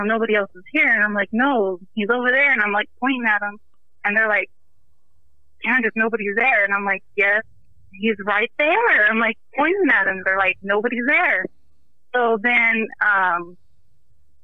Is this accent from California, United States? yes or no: yes; Irvine, California, United States; now in Bakersfield, United States; I used to live in Irvine, California. I grew up there.